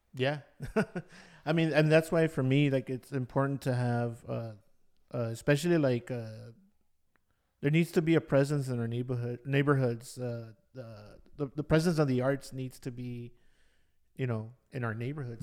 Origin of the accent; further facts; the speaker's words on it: Los Angeles, California, United States; also born or lived in Bay Area; I wasn't exposed to a lot of things growing up in Ball Heights.